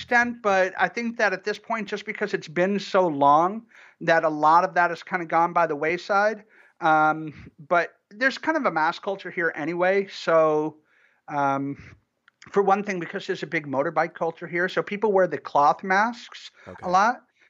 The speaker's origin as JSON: {"language": "English", "town": "Ann Arbor", "region": "Michigan", "country": "United States", "tie": "born or raised there", "said": "Well, no, I'm originally from Michigan. I grew up in Michigan, in and around Ann Arbor."}